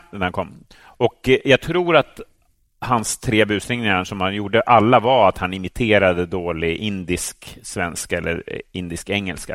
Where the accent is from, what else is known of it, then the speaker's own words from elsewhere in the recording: Täby, Stockholm County, Sweden; i medelklassförorten Täby där jag växte upp